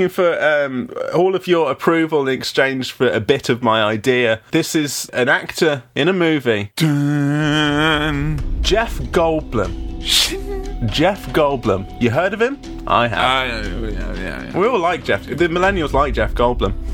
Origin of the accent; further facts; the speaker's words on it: Nottingham, East Midlands, United Kingdom; and. I'm from Nottingham, United Kingdom.